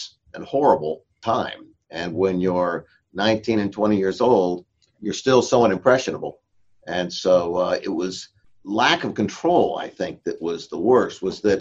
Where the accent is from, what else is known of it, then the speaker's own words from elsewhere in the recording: Escondido, California, United States; also born or lived in Orange, California / Vista, California; we moved to Escondido in 1956, and that's where I grew up